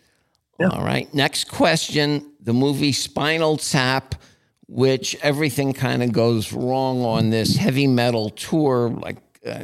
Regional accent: Asbury Park, New Jersey, United States; I'm from Asbury Park

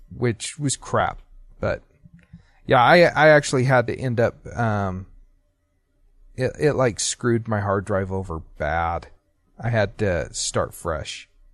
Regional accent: Utah, United States; also born or lived in Idaho; I grew up in Utah

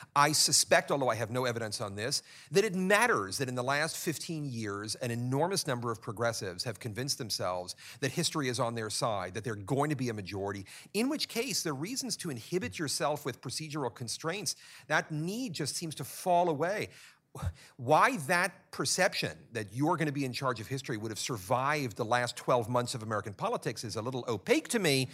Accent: Venezuela; I'm from Venezuela

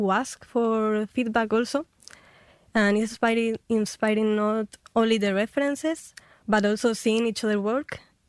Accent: Huelva, Andalusia, Spain; Huelva. I'm from Huelva.

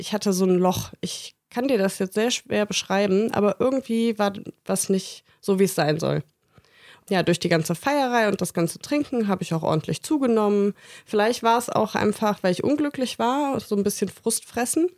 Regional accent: Bergisch Gladbach, North Rhine-Westphalia, Germany; moved away; ich komme aus Bergisch Gladbach und das ist quasi um die Ecke.

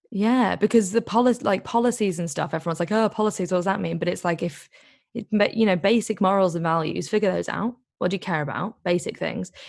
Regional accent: Liverpool, North West England, United Kingdom; also born or lived in Greece; I'm actually from Liverpool

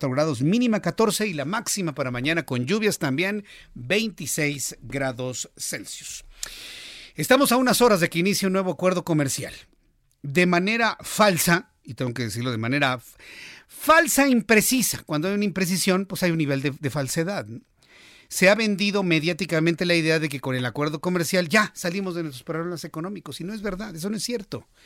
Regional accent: Mexico; para nosotros como mexicanos, Canadá nos queda demasiado lejos

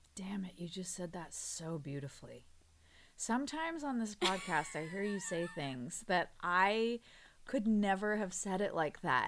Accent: United States; having half English family now and being American

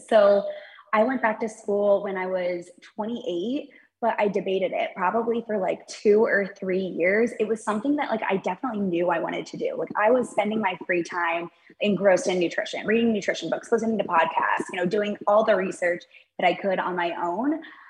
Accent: Sarasota, Florida, United States; So I grew up in Sarasota, Florida.

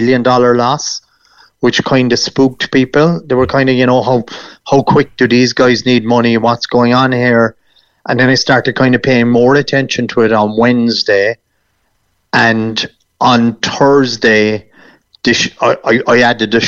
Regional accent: Ireland; it's not as if we're being Irish

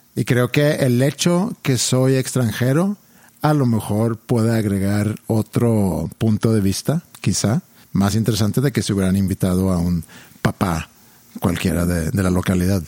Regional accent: Sweden; now in Mexico; crecí yo en Suecia

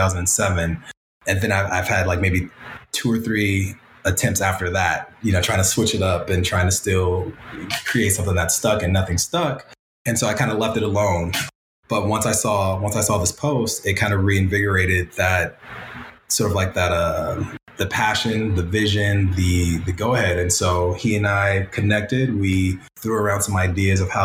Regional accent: Pasadena, California, United States; coming from Pasadena and being around Pasadena, you know, we love the city. We love to say that we're from Pasadena

